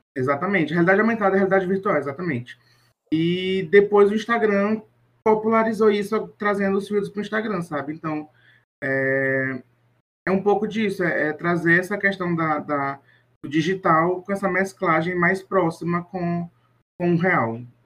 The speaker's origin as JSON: {"language": "Portuguese", "town": "Teresina", "region": "Piauí", "country": "Brazil", "said": "minha terrinha aqui em Teresina, Piauí"}